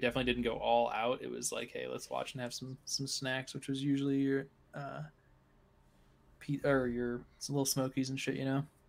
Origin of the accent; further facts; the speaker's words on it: Cedar Falls, Iowa, United States; I grew up in Cedar Falls